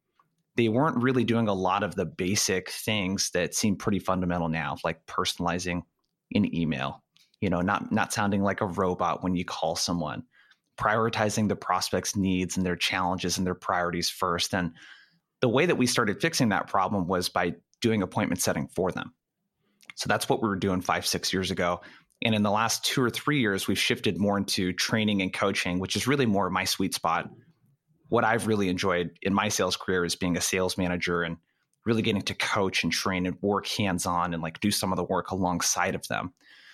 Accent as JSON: {"language": "English", "town": "Brookings", "region": "Oregon", "country": "United States", "tie": "born or raised there", "said": "So I grew up in a city called Brookings in Oregon. It's about 5,000 people. It's in the very lower left-hand corner of Oregon, as close as you can get to California."}